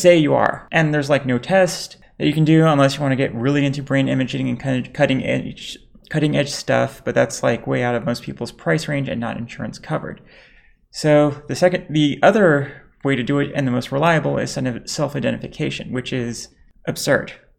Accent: United States; growing up in America, my folks were really trying to raise me to be American.

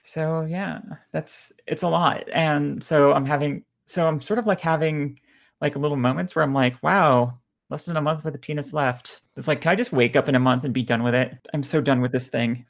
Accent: Lebanon; now in Houston, United States; I'm bi trans Lebanese

